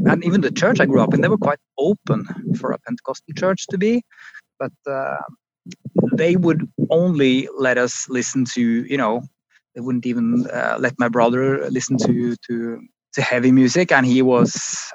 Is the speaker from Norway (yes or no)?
yes; Oslo, Norway; I grew up just outside Oslo